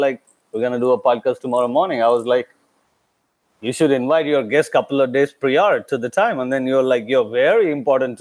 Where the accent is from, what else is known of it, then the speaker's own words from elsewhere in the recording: South India, India; moved away as an adult; now in Vietnam; I'm an Indian who's supposed to be from South, okay? I'm an Indian from South